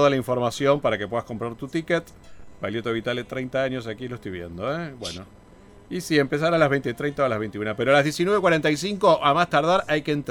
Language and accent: Spanish; Rosario, Santa Fe, Argentina; Sí, sí, sí, tal cual. Y además yo vivía a la esquina de ahí